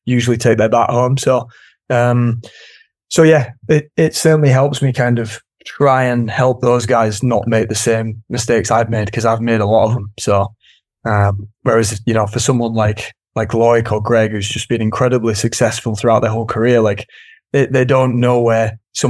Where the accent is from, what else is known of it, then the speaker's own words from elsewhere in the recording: United Kingdom; As a Brit